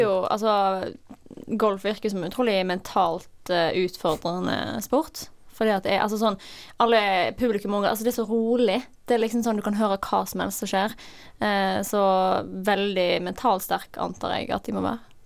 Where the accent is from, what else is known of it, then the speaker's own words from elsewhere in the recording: Norway; oss som nordmenn